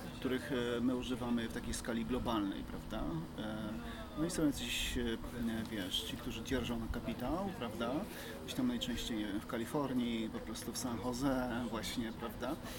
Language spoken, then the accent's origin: Polish; Podkarpacie, Subcarpathian Voivodeship, Poland; now in Kraków, Poland; ja pochodzę z, moje, z małej miejscowości, tam w dzieciństwie pracowałem mocno, wiesz, w polu